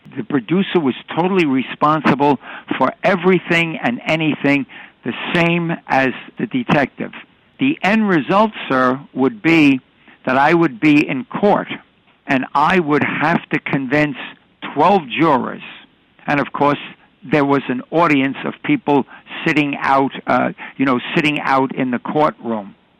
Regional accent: New York City, New York, United States; I was born and raised in New York City

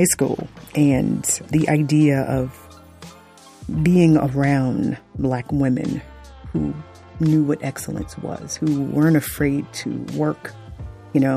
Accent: Fort Lauderdale, Florida, United States; I grew up in South Florida, Fort Lauderdale

